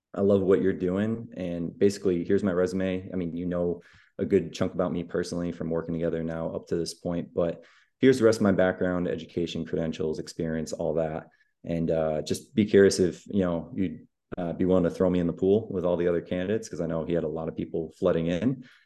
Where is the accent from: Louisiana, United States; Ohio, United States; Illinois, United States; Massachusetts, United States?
Massachusetts, United States; moved away as an adult; now in Austin, United States; I am originally from Massachusetts, where I was born and raised, but just moved to much sunnier, much warmer Austin, Texas about eight months ago now